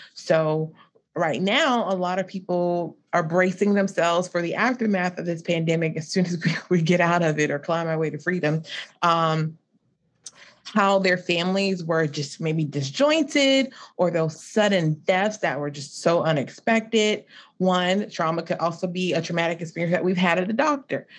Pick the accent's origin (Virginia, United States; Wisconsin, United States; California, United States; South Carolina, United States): South Carolina, United States; Lowcountry of; also born or lived in Columbia, South Carolina; I'm from the low country of South Carolina, so near, like, Hilton Head and Beaufort